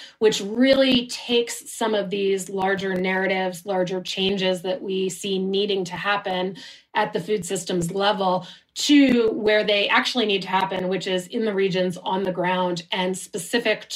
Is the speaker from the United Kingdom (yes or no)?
no; United States; now in Switzerland; an American who lives in Switzerland right now.